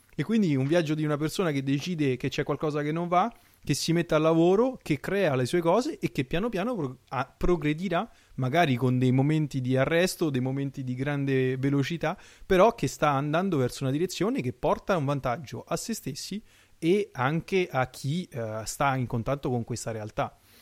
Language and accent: Italian; Italy; moved away as an adult; now in France; io sto in Francia in questo periodo, sono un italiano all'estero